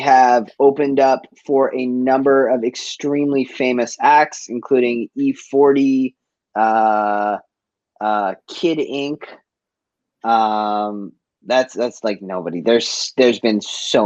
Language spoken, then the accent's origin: English; Boston, Massachusetts, United States; moved away as an adult; also born or lived in Cape Cod; now in Vancouver, Canada; I grew up in Boston. Like I was born in East Boston, and I moved to the suburbs for a bit.